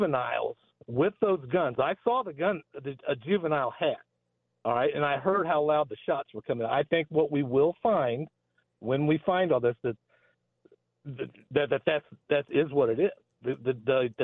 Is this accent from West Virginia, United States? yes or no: no; Kansas City, Missouri, United States; now in North Kansas City, United States; I grew up in Kansas City, Missouri, south of the river, a couple miles off Independence Avenue